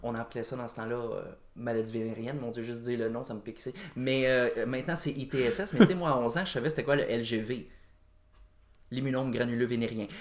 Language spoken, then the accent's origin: French; Joliette, Quebec, Canada; now in Saint-Alphonse-Rodriguez, Canada; Je viens de Joliette